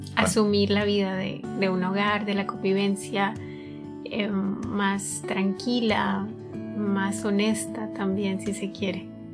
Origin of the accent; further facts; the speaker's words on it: Colombia; soy de Colombia y tengo 25.